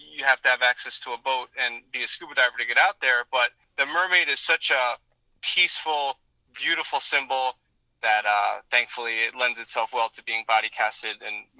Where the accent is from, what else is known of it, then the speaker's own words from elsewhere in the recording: Florida, United States; growing up in South Florida, we are aware of the situations plaguing our coral reefs.